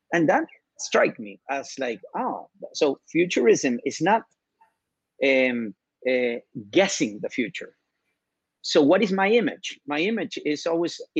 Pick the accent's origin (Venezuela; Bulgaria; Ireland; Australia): Venezuela; I'm from Venezuela